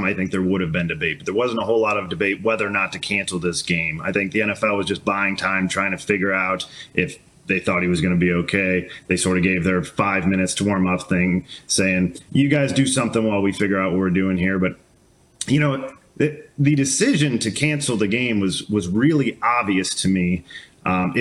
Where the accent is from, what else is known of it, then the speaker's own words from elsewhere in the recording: St. Louis, Missouri, United States; I'm from St. Louis